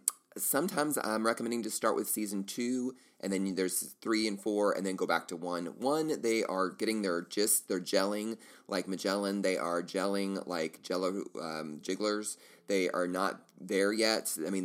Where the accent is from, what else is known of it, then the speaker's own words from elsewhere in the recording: United States; As an American, I feel bad.